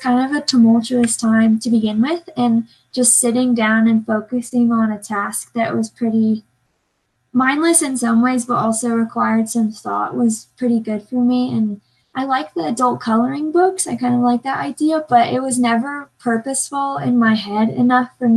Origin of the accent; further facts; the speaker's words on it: Salt Lake City, Utah, United States; I'm from Salt Lake